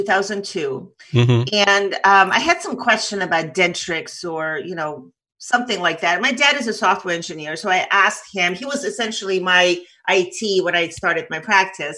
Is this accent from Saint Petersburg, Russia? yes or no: yes; Saint Petersburg, Russia; now in United States; I was born in Leningrad, Soviet Union